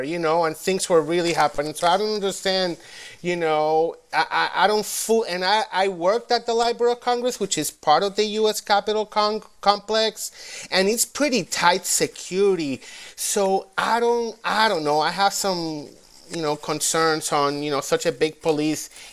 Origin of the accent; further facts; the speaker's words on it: Puerto Rico; now in Washington, D.C., United States; Boricua, living in D.C.